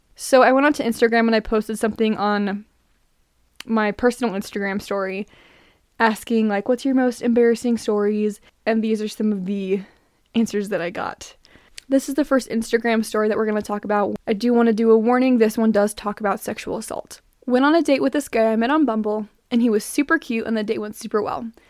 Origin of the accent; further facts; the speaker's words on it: Utah, United States; I'm from Utah